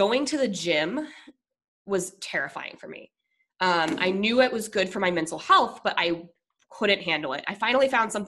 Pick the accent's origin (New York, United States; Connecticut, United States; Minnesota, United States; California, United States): Minnesota, United States; moved away; also born or lived in Colorado / San Diego; I'm originally from Minnesota, so I'm very Minnesota nice. Like, I'm Midwestern.